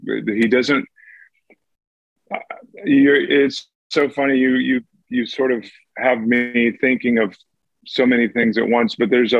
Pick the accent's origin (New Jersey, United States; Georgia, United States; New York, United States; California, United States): Georgia, United States; Well, I was raised in the Southern Baptist Church, but I think I was raised on a farm too.